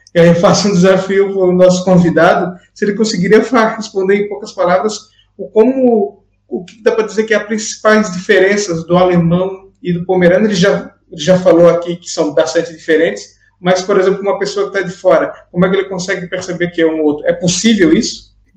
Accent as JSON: {"language": "Portuguese", "town": "Blumenau", "region": "Santa Catarina", "country": "Brazil", "said": "eu sou de Blumenau, cidade vizinha"}